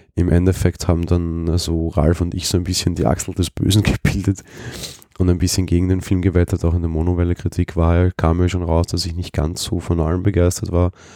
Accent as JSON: {"language": "German", "region": "Vienna", "country": "Austria", "said": "ich bin Wiener"}